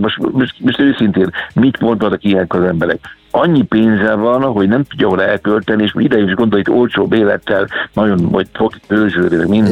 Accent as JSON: {"language": "Hungarian", "region": "Somogy", "country": "Hungary", "tie": "born or raised there", "also_born_or_lived": "Kaposvár / Budapest", "moved": "yes", "lives_now": "Keszthely area, Hungary", "said": "egykori szülőföldemtől távol, hiszen én Somogyi vagyok"}